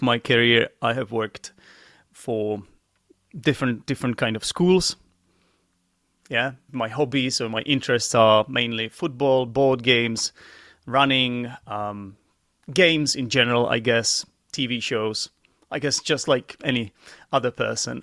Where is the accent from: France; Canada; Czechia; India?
Czechia; English is a second language; also born or lived in United Kingdom; I'm from the Czech Republic, and I am an English teacher like yourself